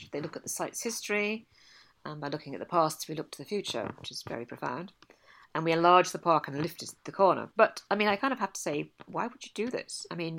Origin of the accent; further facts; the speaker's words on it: Scotland, United Kingdom; And as a Scot, I'm always puzzled by this English obsession with Glastonbury Tor.